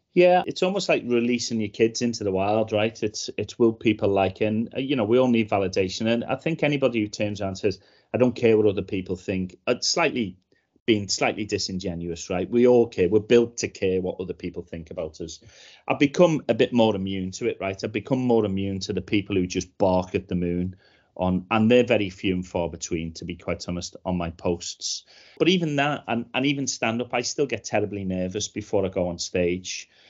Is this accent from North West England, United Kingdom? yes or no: yes; Liverpool, North West England, United Kingdom; I grew up in Liverpool in the eighties